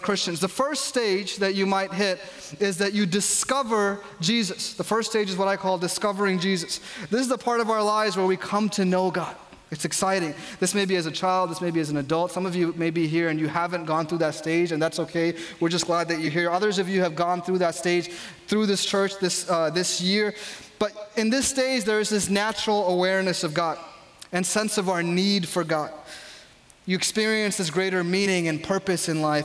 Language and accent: English; New York, United States; I grew up in New York